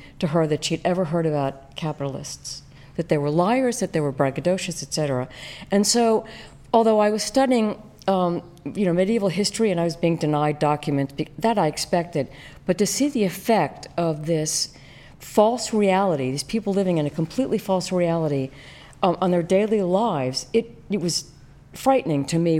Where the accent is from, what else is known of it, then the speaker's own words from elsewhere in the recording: Western Pennsylvania, United States; moved away; having grown up in Western Pennsylvania